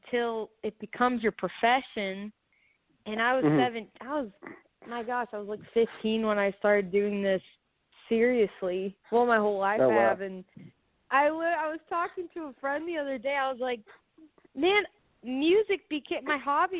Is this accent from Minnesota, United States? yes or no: no; Dallas, Texas, United States; also born or lived in San Antonio, Texas; Born in San Antonio and then raised in Dallas